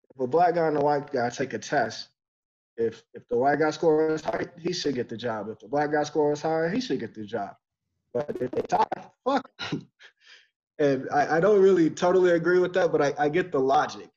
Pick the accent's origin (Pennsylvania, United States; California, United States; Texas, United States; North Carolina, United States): Texas, United States; also born or lived in Detroit, Michigan; I was born in Detroit, but you know I left there when I was two, and spent the most in Texas.